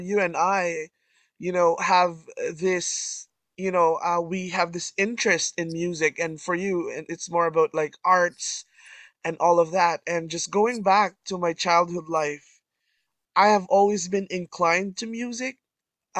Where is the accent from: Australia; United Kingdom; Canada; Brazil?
Canada; I'm from Canada